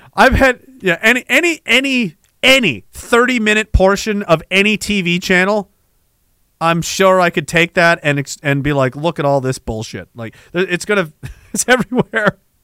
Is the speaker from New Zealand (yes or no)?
no; Canada; I'm Canadian